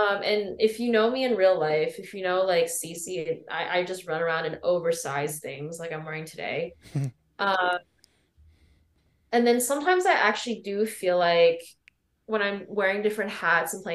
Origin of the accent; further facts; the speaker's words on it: State College, Pennsylvania, United States; I grew up in State College, Pennsylvania